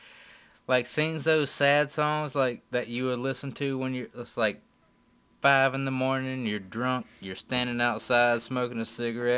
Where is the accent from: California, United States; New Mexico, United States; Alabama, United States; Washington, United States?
Alabama, United States; We're from Alabama.